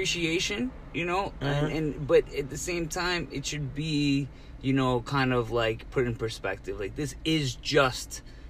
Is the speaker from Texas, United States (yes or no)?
no; Princeton, New Jersey, United States; since growing up around Princeton